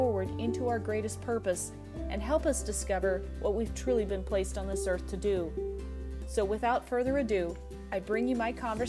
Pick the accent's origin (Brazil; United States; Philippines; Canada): United States; Eagle River, Alaska; my hometown called the Chigiak Eagle River Chinooks.